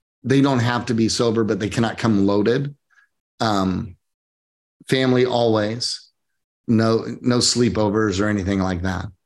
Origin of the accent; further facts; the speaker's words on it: Oklahoma, United States; moved away as an adult; now in Coachella Valley, United States; I came from Oklahoma. I grew up in the Bible Belt.